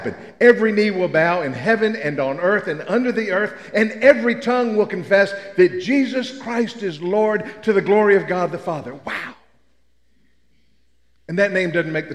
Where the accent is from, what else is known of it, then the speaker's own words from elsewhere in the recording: Memphis, Tennessee, United States; I'm from Memphis